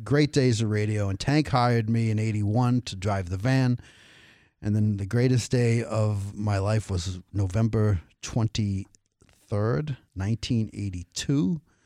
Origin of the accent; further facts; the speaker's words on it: Cambridge, Massachusetts, United States; I grew up in Cambridge